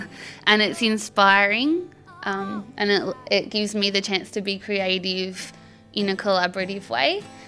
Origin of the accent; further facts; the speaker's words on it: Melbourne, Victoria, Australia; I'm from Melbourne.